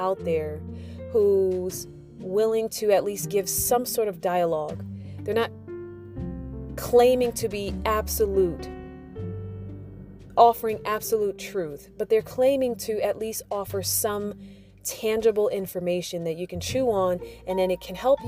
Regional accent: United States; growing up in the United States

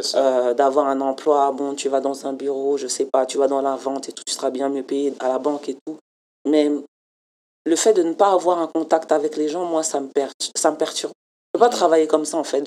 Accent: France; now in Montreal, Canada; en tant que Française

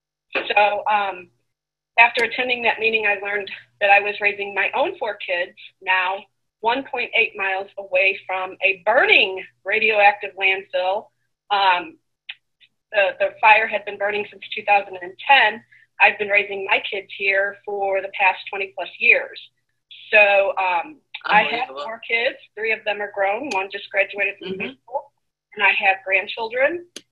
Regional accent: St. Louis, Missouri, United States; born or raised there

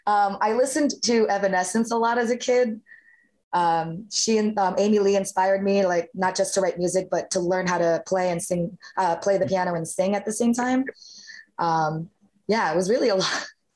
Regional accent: Philippines; Well, I'm Filipino, and Filipinos, like, music's a huge part of the culture.

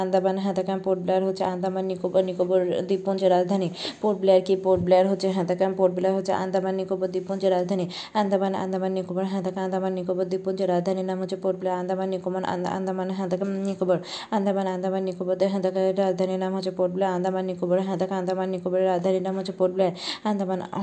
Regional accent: Bangladesh; আমাদের দেশে

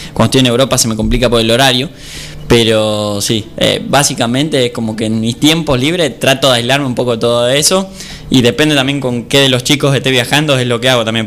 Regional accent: Argentina; somos argentinos

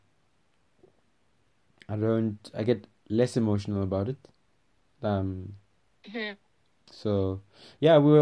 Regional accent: Rustenburg, North West, South Africa; I'm from Rustenburg, Northwest

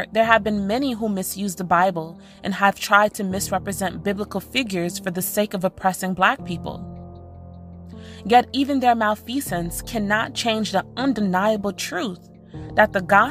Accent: New York City, New York, United States; Growing up in New York City in the late 90s, early aughts

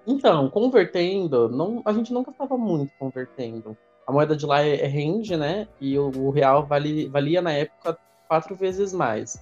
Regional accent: Brazil; eu sou brasileiro

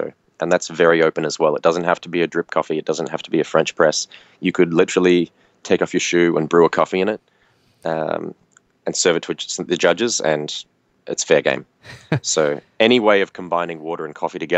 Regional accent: near Sydney, New South Wales, Australia; I grew up near Sydney, so mm-hmm. I was in that state.

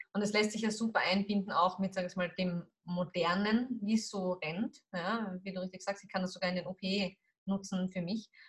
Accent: Austria; bei uns in Österreich

